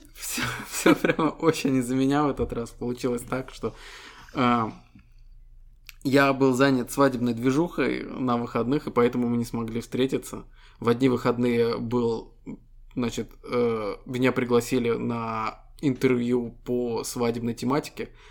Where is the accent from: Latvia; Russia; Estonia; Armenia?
Estonia; Мы ребята из Эстонии